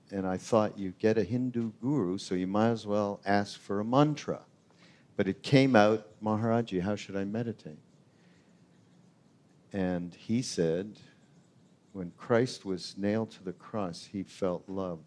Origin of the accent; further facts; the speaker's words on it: Canada; I'm the Canadian guy